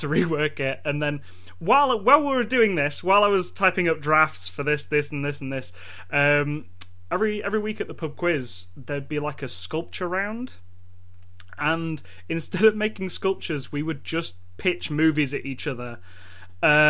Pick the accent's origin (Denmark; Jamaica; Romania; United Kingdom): United Kingdom; England; I'm from England.